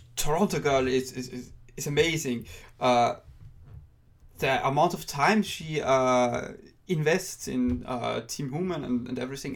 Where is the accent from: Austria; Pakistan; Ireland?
Austria; accent: Austrian; I'm from Austria